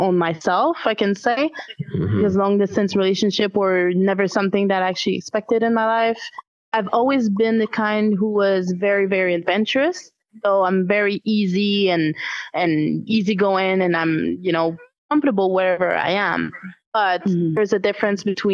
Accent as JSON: {"language": "English", "region": "Quebec", "country": "Canada", "accent": "French", "said": "I come from Quebec. It's mostly French here. Might hear it in my accent a little bit"}